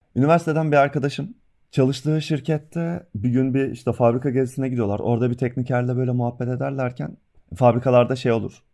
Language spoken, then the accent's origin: Turkish; Trabzon, Turkey; now in Bursa, Turkey; ben yani bir Trabzonlu olarak Bursa'da yaşıyorum